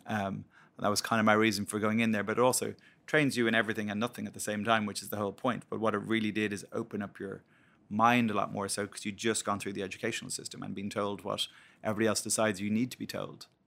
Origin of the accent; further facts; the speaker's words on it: Blackrock, Leinster, Ireland; I grew up in Black Rock, so Dean's Grange Graveyard, backed onto the back of it